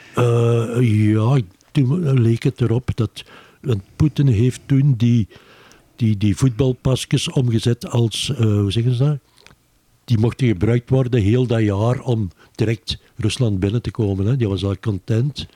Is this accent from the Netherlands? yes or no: no; Beverlo, Flanders, Belgium; now in Antwerp, Belgium; ik ben eigenlijk van Bevelo afkomstig